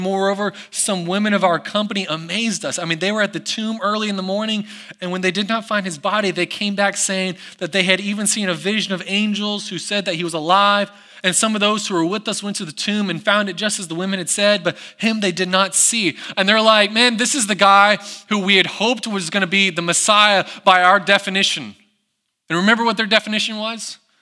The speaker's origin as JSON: {"language": "English", "country": "United States", "tie": "born or raised there", "moved": "yes", "said": "I grew up in the Smoky Mountains"}